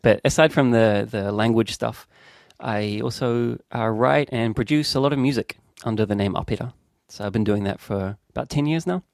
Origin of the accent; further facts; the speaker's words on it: Auckland, New Zealand; moved away as an adult; also born or lived in London, United Kingdom / Spain; ki konei, ki Tamaki Makaurau, in a place called Te Haukapua, also known as Devonport